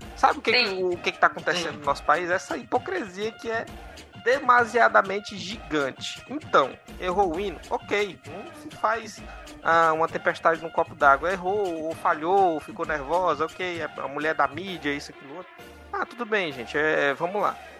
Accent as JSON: {"language": "Portuguese", "country": "Brazil", "said": "A nossa educação como brasileiros"}